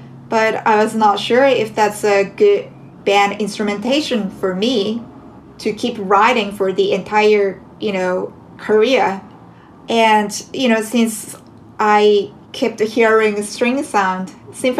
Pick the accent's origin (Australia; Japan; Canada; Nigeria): Japan; now in New York City, United States; I am a jazz composer originally from Japan